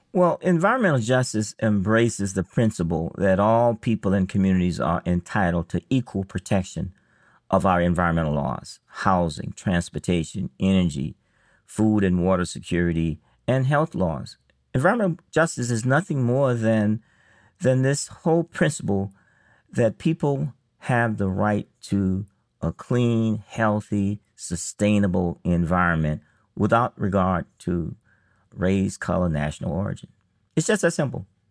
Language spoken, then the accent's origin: English; Elba, Alabama, United States; I grew up in Alabama